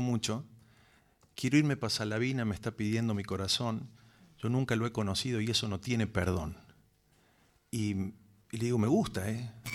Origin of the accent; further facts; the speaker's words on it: Córdoba, Argentina; ahí nacimos nosotros, somos tres hermanos. Y viví toda mi vida en Córdoba